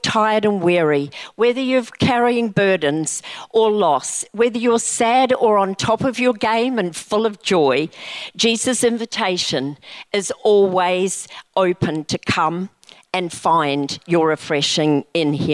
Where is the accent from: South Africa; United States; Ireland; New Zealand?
New Zealand; I grew up in New Zealand